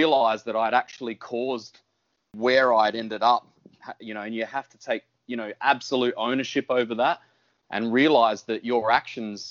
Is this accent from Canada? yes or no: no; Whyalla, South Australia, Australia; moved away; I'm just a country boy. I grew up in Wyala. I was there until I was about 17.